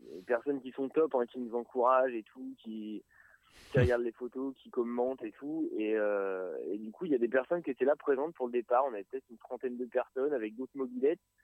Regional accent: Évreux, Normandy, France; on vient d'Evreux euh, vallée magnifique.

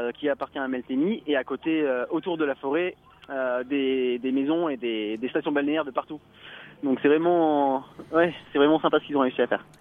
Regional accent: Auvergne-Rhône-Alpes, France; on rentre chez nous en Rhône-Alpes

